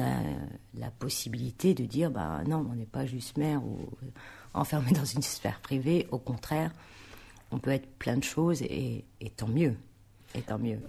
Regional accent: Tourcoing, Hauts-de-France, France; also born or lived in Roubaix; Donc je suis née à Roubaix. Et je suis, j'ai vécu à Tourcoing.

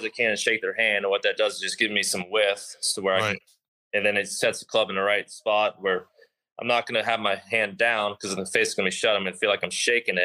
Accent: Texas, United States; I grew up on it in Texas. I grew up with water all over the golf course in Texas.

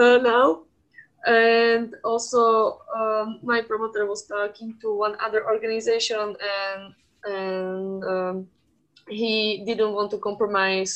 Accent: Slovakia; I'm from Slovakia

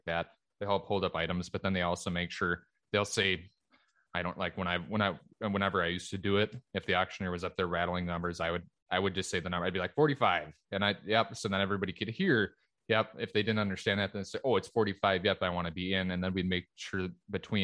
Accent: Minnesota, United States; here in the States and in my home state of Minnesota

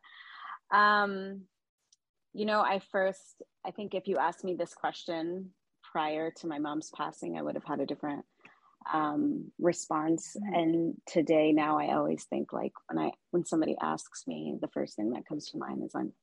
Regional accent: Dallas, Texas, United States; moved away; also born or lived in Yemen / New York / Chicago; I grew up in Dallas, Texas. I was born in Yemen. We came here when I was about 2 years old

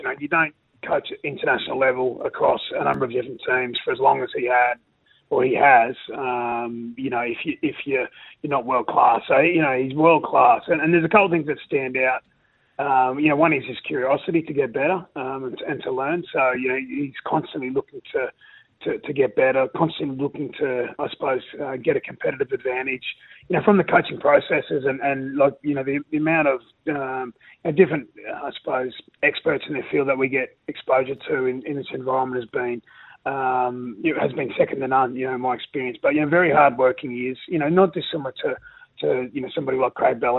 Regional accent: Rockhampton, Queensland, Australia; growing up in Rockhampton, it's a big rugby league area.

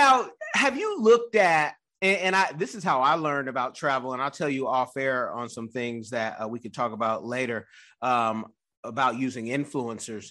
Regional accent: Oakland, California, United States; I'm from California, Oakland, Bay Area.

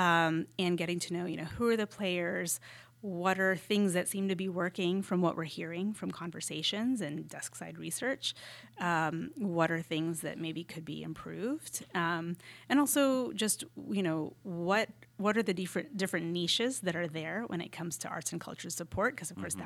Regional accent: Texas, United States; moved away as an adult; also born or lived in Austin, Texas / New York / Miami; now in Charlotte, United States; I am from Texas, but you know, moved to Austin

